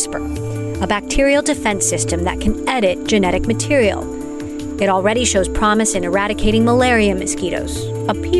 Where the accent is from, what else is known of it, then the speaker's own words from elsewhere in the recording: Hawaii, United States; I grew up in Hawaii as well.